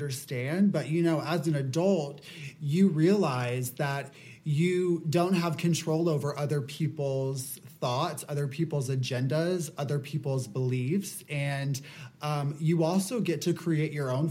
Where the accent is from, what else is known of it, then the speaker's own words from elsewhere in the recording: Apopka, Florida, United States; I say I'm from Orlando because that's the most well-known area, but I'm actually from about a half hour outside of Orlando from this smaller town called Apopka. And it's very, very Southern. The people are very warm. I wouldn't say like it's a scary place to grow up